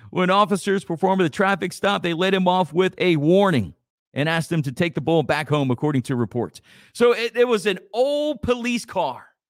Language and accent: English; Church Point, Louisiana, United States; my hometown of Churchpoint